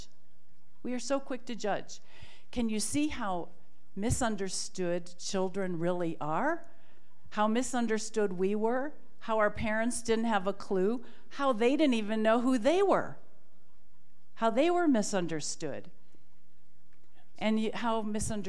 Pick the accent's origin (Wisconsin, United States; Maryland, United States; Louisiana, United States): Wisconsin, United States; Milwaukee; at the Milwaukee Public Schools, my hometown